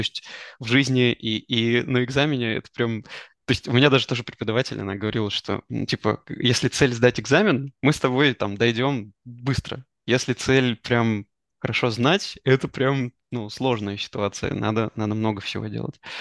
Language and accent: Russian; Kostroma, Kostroma Oblast, Russia; moved away; also born or lived in Israel; мы с тобой из Костромы